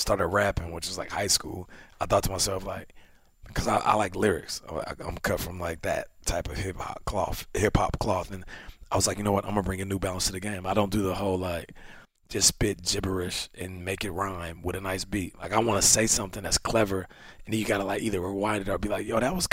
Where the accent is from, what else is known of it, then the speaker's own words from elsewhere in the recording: Canada; I am Canadian too